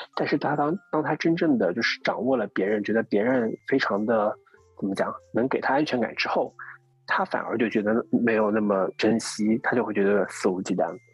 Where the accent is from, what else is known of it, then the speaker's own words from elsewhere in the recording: Jiangsu, China; now in Shanghai, China; 我江苏人